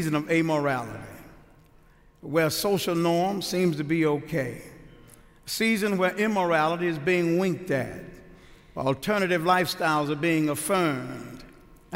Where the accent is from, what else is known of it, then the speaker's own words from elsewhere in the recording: Houston, Texas, United States; now in Mansfield, United States; I'm originally from Houston